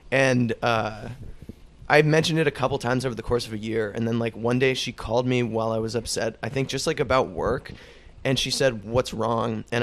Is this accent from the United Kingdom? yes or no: no; Ireland; no, no, I'm just Irish